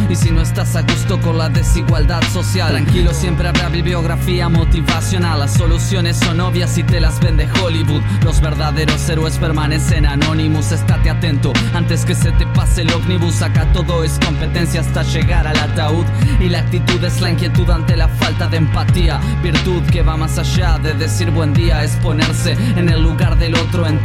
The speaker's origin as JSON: {"language": "Spanish", "town": "Gualeguaychú", "region": "Entre Ríos", "country": "Argentina", "said": "un rapero de la ciudad de Gualeguaychú."}